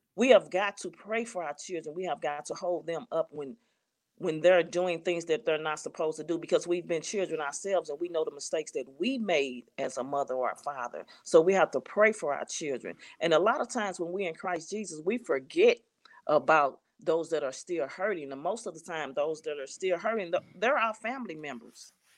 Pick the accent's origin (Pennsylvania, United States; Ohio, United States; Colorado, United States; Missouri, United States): Missouri, United States; St. Louis; I'm from Saint Louis, Missouri.